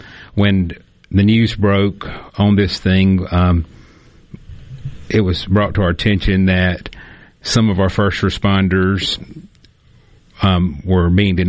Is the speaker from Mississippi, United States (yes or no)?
yes; Mississippi, United States; my mom was a nurse for close to 40 years here in my hometown